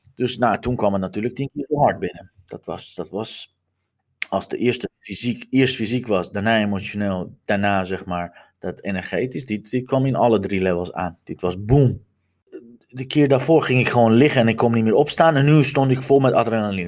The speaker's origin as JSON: {"language": "Dutch", "country": "Iran", "tie": "born or raised there", "moved": "yes", "lives_now": "Netherlands", "said": "terug naar mijn geboorteland te gaan"}